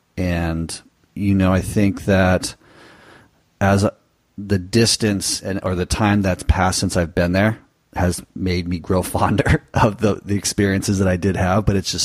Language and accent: English; Southern California, United States; moved away as an adult; also born or lived in Nicaragua; we came from Southern California, we are familiar with Spanish culture and the language to a certain extent.